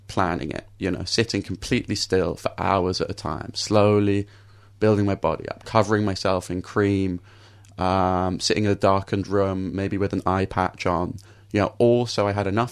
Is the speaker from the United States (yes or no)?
no; London, United Kingdom; I grew up in London